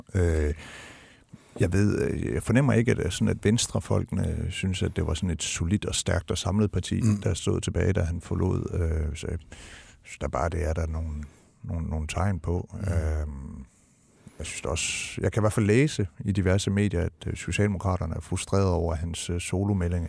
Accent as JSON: {"language": "Danish", "country": "Denmark", "said": "som dansker"}